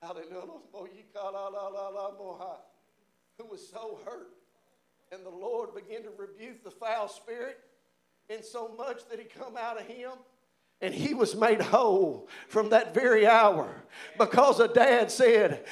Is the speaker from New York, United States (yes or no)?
no; Providence, Kentucky, United States; I'm from Providence, y'all, Kentucky.